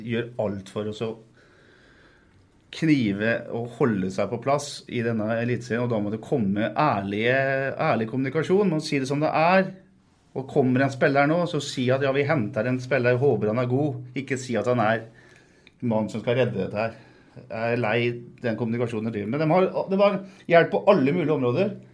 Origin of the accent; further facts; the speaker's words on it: Fredrikstad, Østfold, Norway; selv om jeg er fra Fredrikstad.